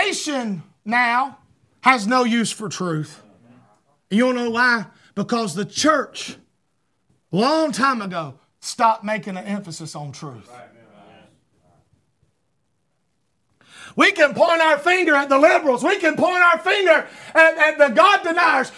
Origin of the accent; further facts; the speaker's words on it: United States; I'm an American